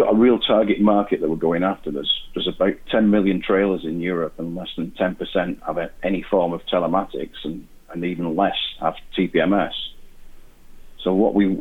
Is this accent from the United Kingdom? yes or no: yes; Wigan, North West England, United Kingdom; I'm from Wigan